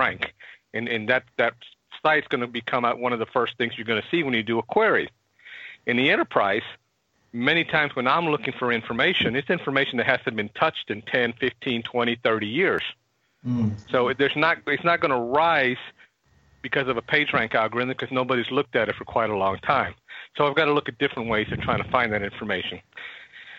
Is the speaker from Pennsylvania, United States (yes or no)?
no; Houston, Texas, United States; I've been born and raised in Houston my whole life